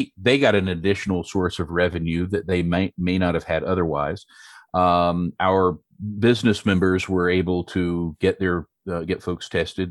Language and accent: English; Western North Carolina, United States; I grew up in a, a very rural, uh, community, a farming community, uh, in Western North Carolina